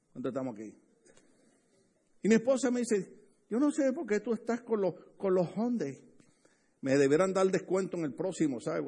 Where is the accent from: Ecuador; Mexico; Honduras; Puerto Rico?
Puerto Rico; a mí me gusta estar con puertorriqueños porque ahí hablamos duro